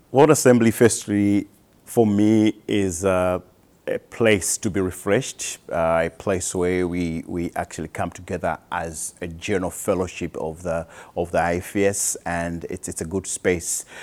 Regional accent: Malawi; I am from Malawi

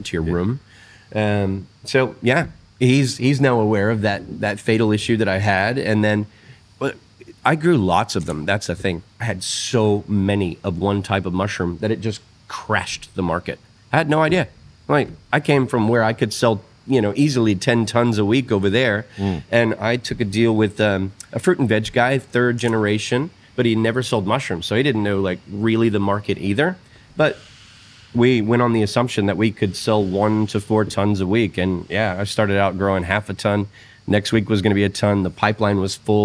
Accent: Texas, United States; moved away as an adult; now in Australia; me being from Texas

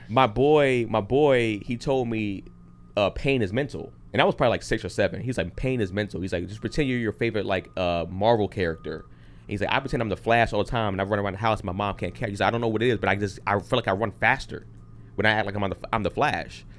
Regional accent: San Fernando Valley, California, United States; I grew up in the valley

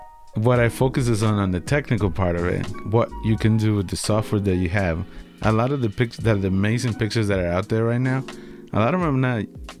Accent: El Salvador; moved away as an adult; also born or lived in Alaska, United States; now in Boston, United States; Long story short, I was born in El Salvador. Then I moved to the U.S. when I was 18. Uh-huh. My home state was it was Alaska. I joined the military and traveled a little bit to Asia.

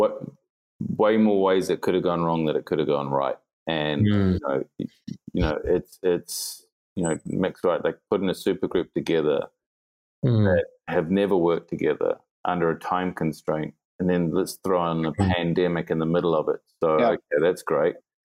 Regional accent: New Zealand; now in New York, United States; it's refreshing to see as a Kiwi living abroad

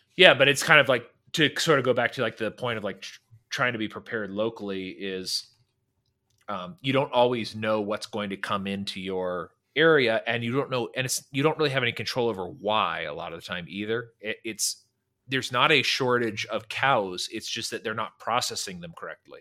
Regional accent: Northern California, United States; now in Dallas-Fort Worth, United States; I grew up in California, Northern California

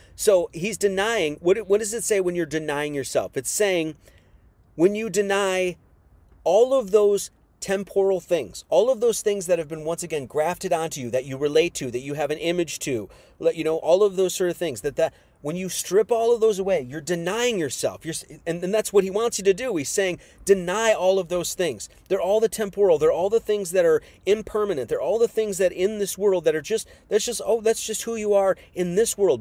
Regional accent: Wisconsin, United States; I was born in Wisconsin

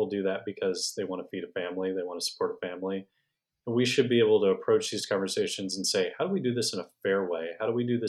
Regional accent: Houston, Texas, United States; now in North Texas, United States; I was raised in Houston

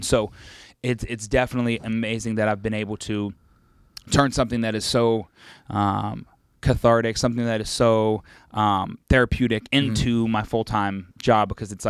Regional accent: West Virginia, United States; I'm a kid from West Virginia. I need to embrace that. I know that like my hometown was pretty boring

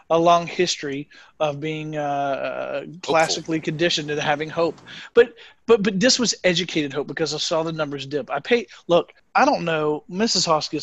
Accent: United States; now in Germany; As an American

